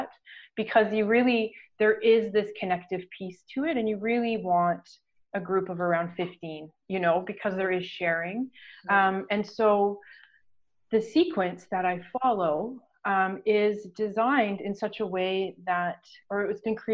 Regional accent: Ontario, Canada; now in Newfoundland, Canada; I'm located in Newfoundland now, but I'm from Ontario

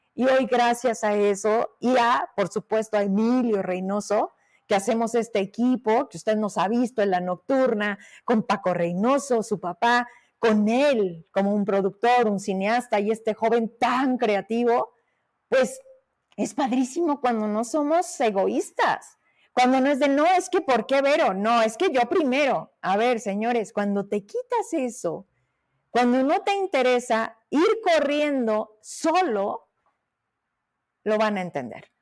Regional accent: Fresnillo, Zacatecas, Mexico; Fresnillo, mi tierra

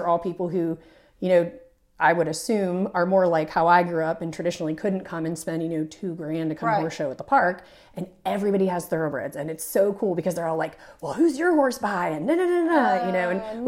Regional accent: Canfield, Ohio, United States; I'm actually from a little tiny farming town in northeastern Ohio called Canfield, Ohio.

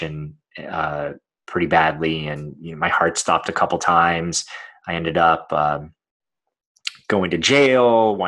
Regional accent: Los Angeles, California, United States; I was born in Los Angeles, California

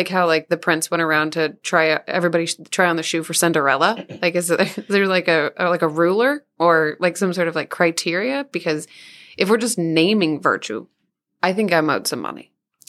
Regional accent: Missouri, United States; I grew up like that. I grew up in Southeast Missouri

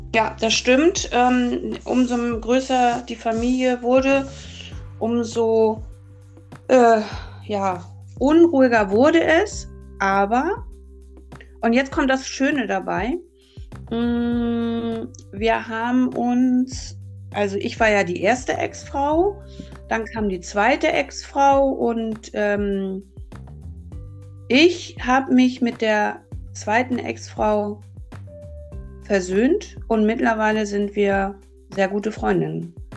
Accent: Hamburg, Germany; now in Lüneburg Heath, Germany; Ich bin in Hamburg geboren, 1968 und aufgewachsen in Hamburg-Uhlenhorst als Einzelkind.

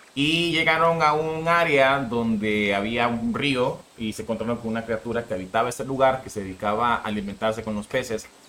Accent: Mexico; yo nací en México

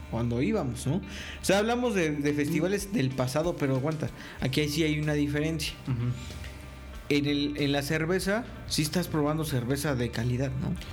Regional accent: State of Mexico, Mexico; Yo soy mexiquense, güey.

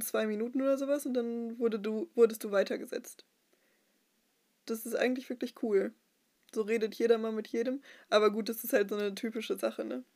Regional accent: Dortmund, North Rhine-Westphalia, Germany; in meiner Heimatgemeinde in Dortmund, als ich selber noch Teenkreis-Teilnehmerin war

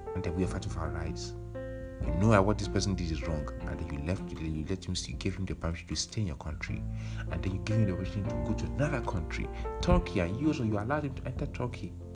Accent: Nigeria; moved away; we don't like to mention where we are from Nigeria

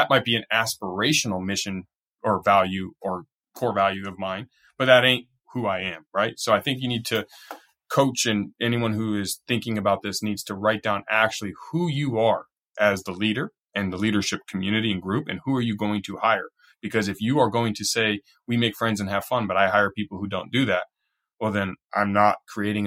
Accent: Southern California, United States; I'm from California, Southern California

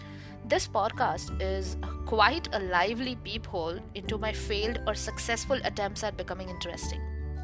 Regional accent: India; now in Texas, United States; I am an Indian girl in a very American state called Texas.

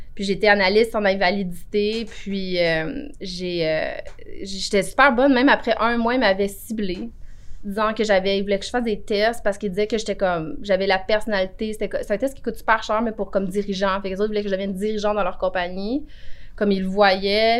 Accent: Cantley, Quebec, Canada; also born or lived in Buckingham, Quebec / Montreal; je suis née à Buckingham, Ok. mais je viens de... J'ai été élevée à Cantley

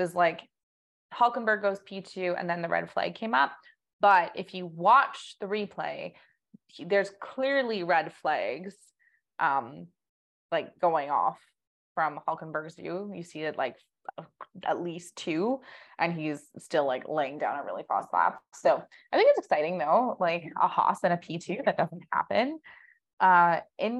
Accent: Canada; us being Canadian

